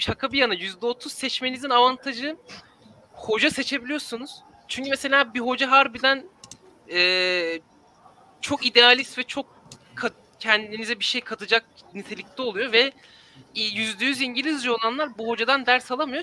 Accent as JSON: {"language": "Turkish", "region": "Istanbul", "country": "Turkey", "tie": "born or raised there", "said": "aile evinde kalıyorum şu an İstanbul'da. Yani buranın yerlisiyim e, doğduğumdan beri."}